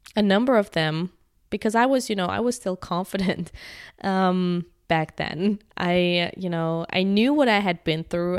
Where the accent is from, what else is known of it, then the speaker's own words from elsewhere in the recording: Germany; moved away; I'm from Germany